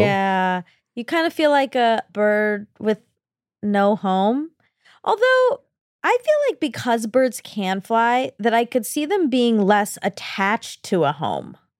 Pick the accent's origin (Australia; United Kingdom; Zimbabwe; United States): United States; I'm an American